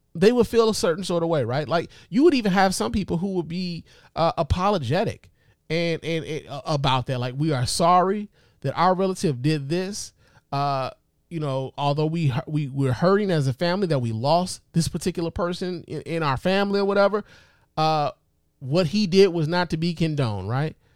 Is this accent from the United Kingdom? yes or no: no; Chicago, Illinois, United States; my hometown of Chicago